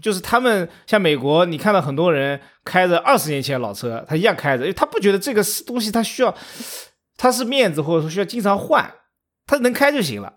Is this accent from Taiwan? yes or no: no; China; 我们中国人